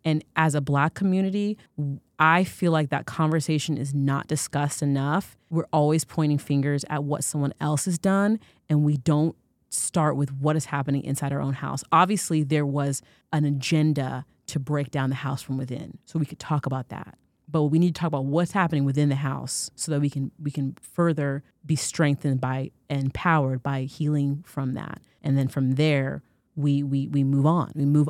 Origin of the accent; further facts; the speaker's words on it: Florida, United States; as a dark-skinned African-American child growing up in Florida in the 90s